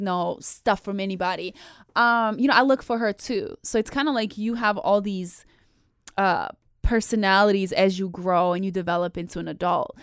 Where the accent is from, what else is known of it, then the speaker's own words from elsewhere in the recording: Bosnia & Herzegovina; I was born and raised in Bosnia